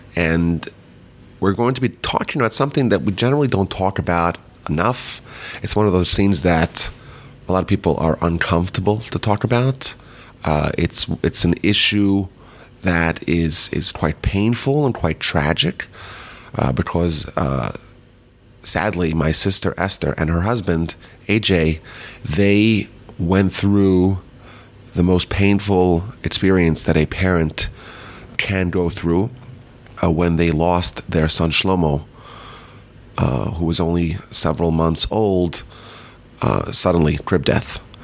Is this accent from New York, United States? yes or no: yes; Muncie, New York, United States; we grew up in Muncie, New York.